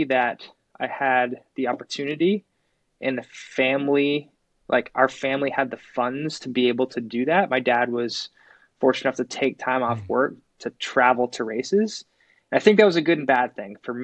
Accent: Phoenix, Arizona, United States; Growing up in Phoenix, Arizona, I was really into riding and racing motorcycles.

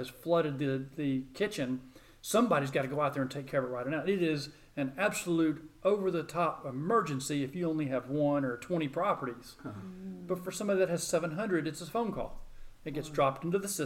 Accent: Murfreesboro, Tennessee, United States; when I was growing up, Murfreesboro wasn't really a suburb of Nashville

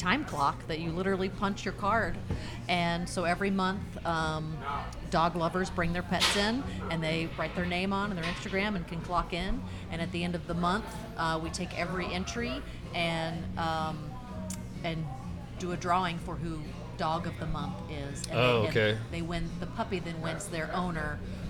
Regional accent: Austin, Texas, United States; I grew up in Austin. I'm from here originally.

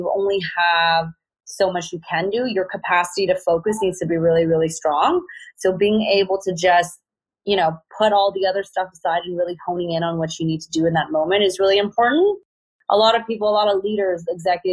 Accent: Vancouver, British Columbia, Canada; I'm from Vancouver.

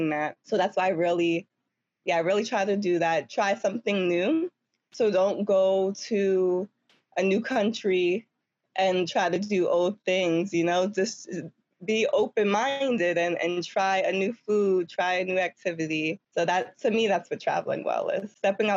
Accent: New York City, New York, United States; I'm from Harlem, and I never grew up, like, around much nature or trees or anything.

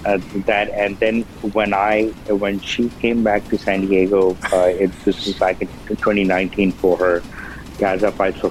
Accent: Saudi Arabia; born there; also born or lived in Pakistan; Well, no, I mentioned where I was born in Saudi Arabia. I lived there for a few years and lived in Pakistan from 83 till 94 and all.

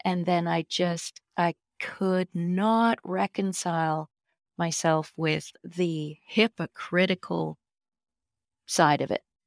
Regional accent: Victoria, British Columbia, Canada; moved away as an adult; now in Vancouver, Canada; Steve and I moved here from Victoria, which is where uh, I spent most of my life growing up. We moved to Vancouver

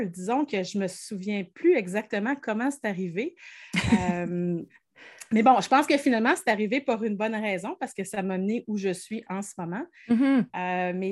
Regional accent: Quebec City, Quebec, Canada; je suis née à Cap-Rouge et je suis toujours à Cap-Rouge 46 ans plus tard.

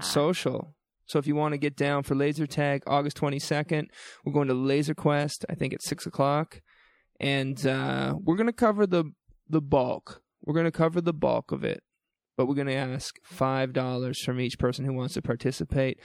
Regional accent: New Brunswick, Canada; now in Calgary, Canada; I grew up in New Brunswick

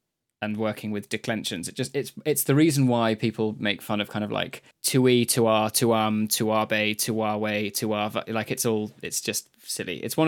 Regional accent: Basque Country, Spain; I mentioned earlier I'm from the Basque country, so I know Basque.

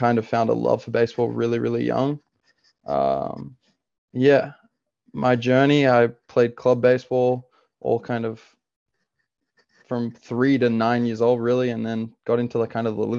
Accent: Sydney, New South Wales, Australia; moved away as an adult; now in Oregon, United States; I'm from Sydney, Australia. I play baseball currently at Oregon State University

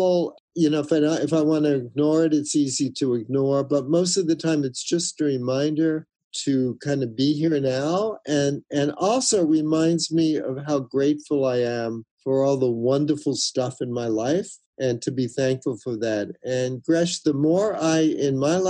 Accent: New York, United States; moved away; New York a couple of weeks ago, middle of summer, usually very hot. It's my hometown

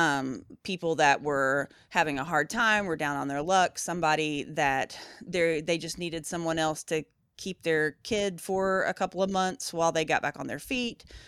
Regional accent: Appalachia, Southeast Tennessee, United States; moved away; also born or lived in Louisville; we grew up in Appalachia, my mom's side of the family, so, like, Southeast Tennessee, up in the mountains

